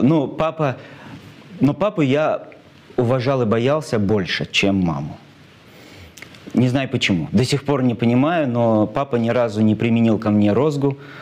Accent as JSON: {"language": "Russian", "town": "Cheboksary", "region": "Chuvashia", "country": "Russia", "tie": "born or raised there", "said": "мой родной город, мой любимый город Чебоксары"}